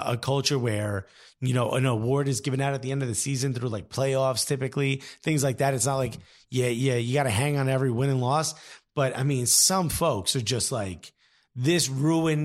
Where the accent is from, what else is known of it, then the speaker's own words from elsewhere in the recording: United States; I'm American